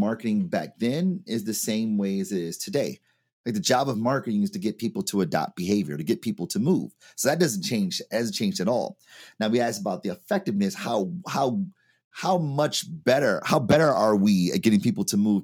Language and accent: English; Detroit, Michigan, United States; Product of Detroit, Michigan